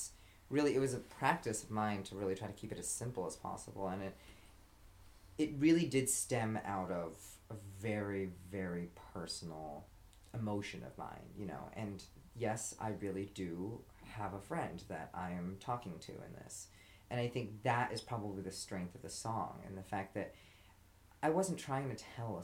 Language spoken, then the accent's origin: English; Irvine, California, United States; I grew up in Irvine, you know, a very suburban place